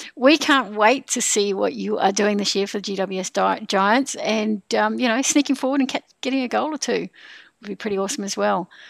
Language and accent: English; New Zealand; now in Sydney, Australia; I'm a Kiwi.